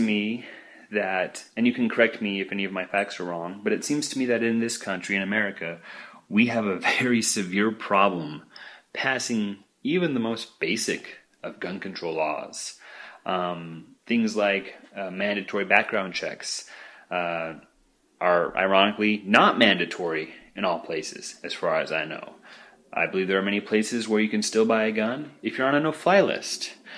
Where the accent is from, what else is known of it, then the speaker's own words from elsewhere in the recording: Boise, Idaho, United States; now in Tempe, United States; originally I came from Boise, Idaho.